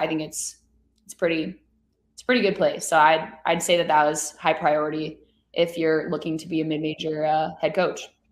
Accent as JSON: {"language": "English", "town": "Chicago", "region": "Illinois", "country": "United States", "said": "we're both from Chicago"}